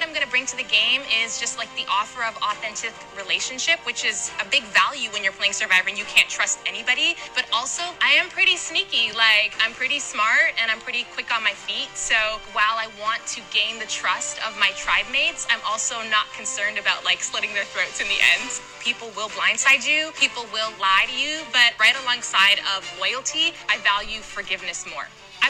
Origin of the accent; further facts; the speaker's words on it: Toronto, Ontario, Canada; I'm from Toronto, Ontario, and I am a pastor, and I'm 34 years old.